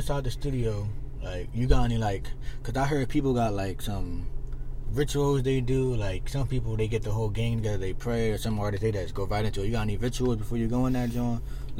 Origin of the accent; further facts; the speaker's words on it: Philadelphia, Pennsylvania, United States; alright, well, growing up in Philly, well, as of right now, you see all these homicides, all these like shit going on, and you know you deal with haters.